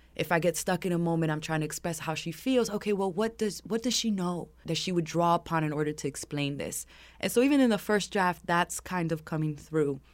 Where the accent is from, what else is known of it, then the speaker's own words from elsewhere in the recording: New York City, New York, United States; growing up in Harlem